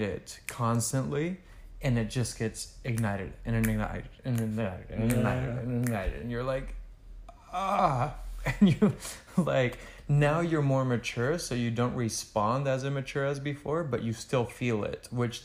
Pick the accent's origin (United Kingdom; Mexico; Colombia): Mexico; also born or lived in Houston, United States; now in Los Angeles, United States; I was born in Houston, grew up in Mexico, and now I live